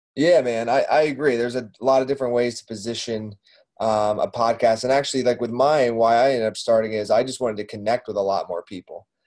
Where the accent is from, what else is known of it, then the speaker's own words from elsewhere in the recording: Doylestown, Pennsylvania, United States; I grew up in Doylestown, which isn't too far